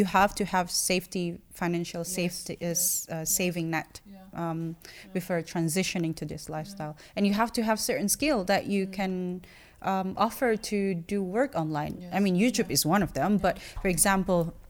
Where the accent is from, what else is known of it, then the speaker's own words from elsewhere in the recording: Jakarta, Indonesia; I had to be in Jakarta, right? Yeah, I had to be in my hometown